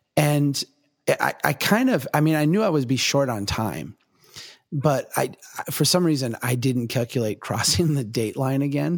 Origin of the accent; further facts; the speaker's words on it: Minnesota, United States; I'm from Minnesota